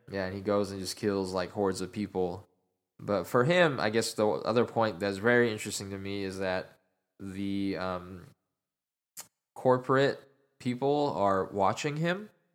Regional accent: Utah, United States; now in Dallas, United States; I am originally from Utah, and my dad's side of the family is still all out there

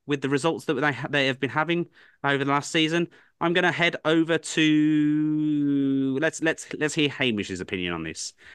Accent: England, United Kingdom; I'm an Englishman through and through.

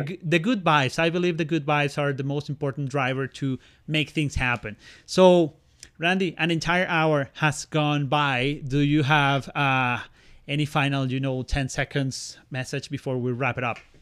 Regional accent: Venezuela; now in Canada; Christmas in my home country in Venezuela

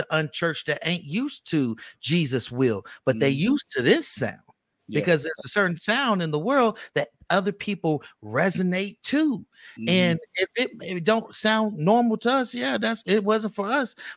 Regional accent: the Bay Area, California, United States; now in Las Vegas, United States; I'm from the Bay

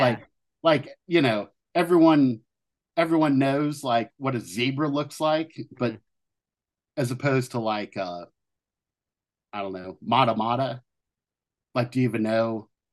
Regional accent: Southern Ohio, United States; growing up in Southern Ohio

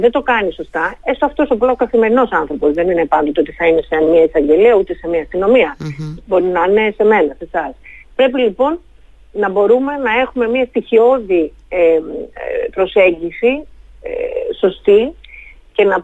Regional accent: Thessaloniki, Central Macedonia, Greece; Σε αντίθεση με την πόλη μου τη Θεσσαλονίκη που έχει

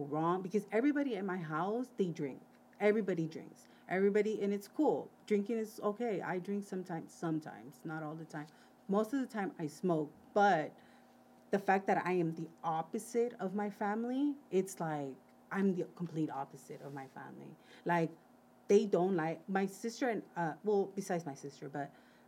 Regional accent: Wilmington, California, United States; growing up in Wilmington.

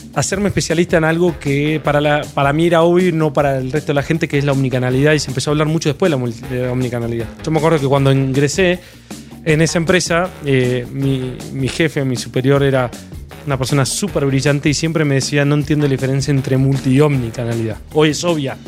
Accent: Argentina; moved away as an adult; now in Mexico; Soy argentino, vine en México hace dos años y medio

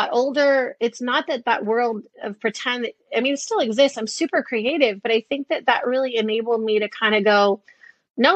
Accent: Detroit, Michigan, United States; when I was a kid, I grew up in Detroit

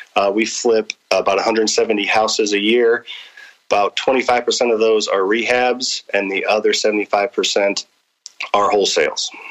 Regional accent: St. Charles, Missouri, United States; also born or lived in Springfield, Missouri; I was born and raised in St. Charles.

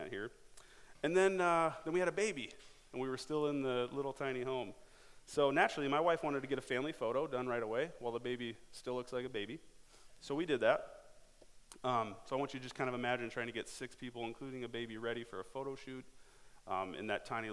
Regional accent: Cedar Falls, Iowa, United States; I grew up here in Cedar Falls, graduated from Cedar Falls High School

